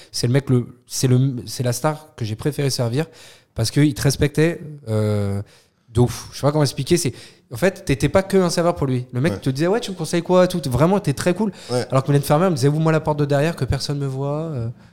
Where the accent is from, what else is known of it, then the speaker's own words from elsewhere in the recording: France; je suis français